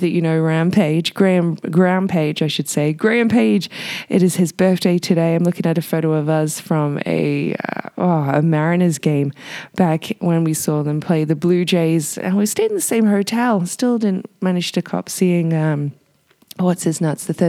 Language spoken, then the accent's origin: English; United Kingdom; now in Whistler, Canada; my home country, Britain.